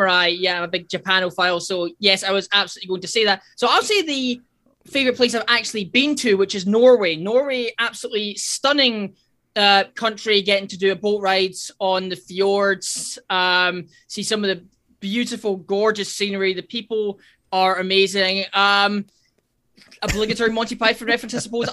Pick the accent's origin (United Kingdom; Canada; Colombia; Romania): United Kingdom; Dumfries, Scotland; from Dumfries in Southwest Scotland.